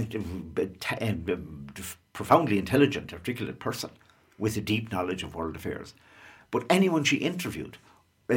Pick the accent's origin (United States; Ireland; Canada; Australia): Ireland; we grew up near Shannon Airport, as well, it's right across the river